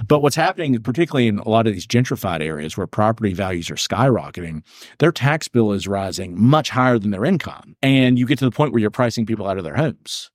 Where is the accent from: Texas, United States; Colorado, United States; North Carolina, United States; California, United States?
North Carolina, United States; Alexander County; also born or lived in Charlotte, North Carolina; I grew up in Alexander and Ironhill County